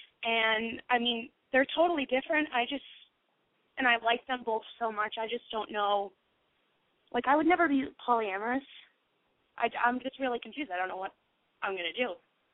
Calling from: Great Falls, South Carolina, United States; I'm from Great Falls, South Carolina

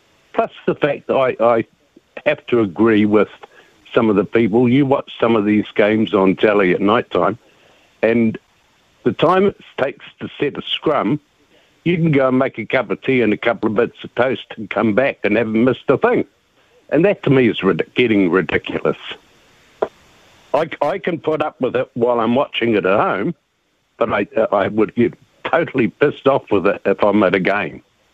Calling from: Invercargill, Southland, New Zealand

